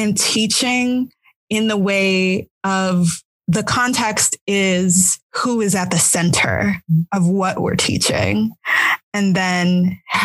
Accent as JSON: {"language": "English", "country": "United States", "tie": "born or raised there", "said": "I'm American, right? So I grew up in American public schools"}